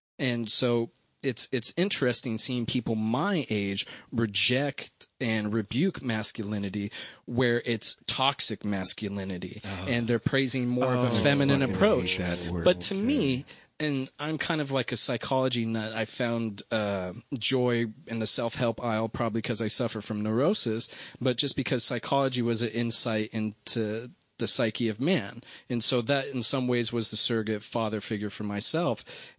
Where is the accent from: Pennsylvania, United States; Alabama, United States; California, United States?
California, United States; Los Angeles; Los Angeles, you could say.